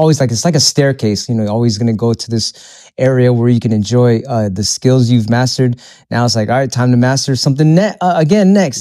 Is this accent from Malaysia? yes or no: no; Philippines; moved away; I'm, I'm Filipino, so when I go back to my country, it's a third world country